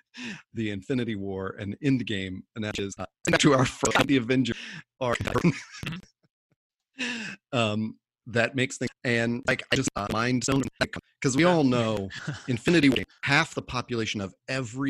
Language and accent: English; Nashville, Tennessee, United States; now in California, United States; my hometown of Nashville